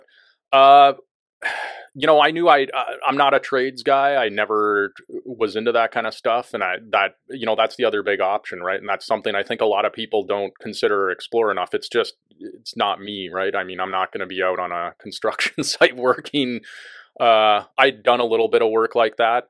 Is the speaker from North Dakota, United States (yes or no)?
yes; Bismarck, North Dakota, United States; moved away as an adult; also born or lived in Missoula, Montana; now in Abbotsford, Canada; I grew up in North Dakota, and I was born in Bismarck and raised there.